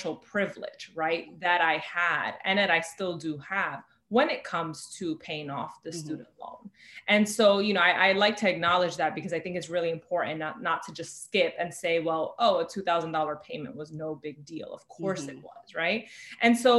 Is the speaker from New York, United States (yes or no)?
yes; New York City, New York, United States; I am born and raised in the Bronx, you know, here in New York City